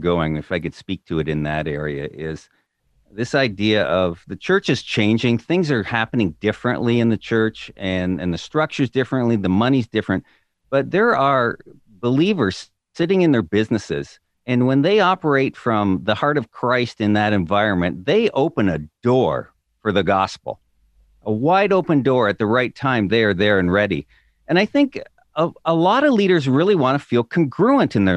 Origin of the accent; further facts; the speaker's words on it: Southern Ontario, Canada; moved away as an adult; also born or lived in New York State; now in Illinois, United States; I grew up in Southern Ontario in Canada